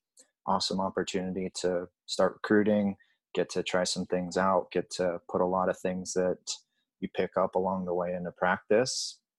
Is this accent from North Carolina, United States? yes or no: no; Huntington Beach, California, United States; moved away as an adult; also born or lived in Massachusetts; growing up in Huntington Beach, California